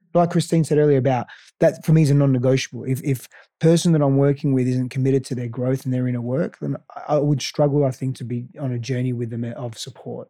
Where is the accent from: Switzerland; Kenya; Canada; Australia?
Australia; first language Greek; English is a second language; also born or lived in Greece; now in Austin, United States; I grew up in Australia, I also grew up in Greece for the first part of my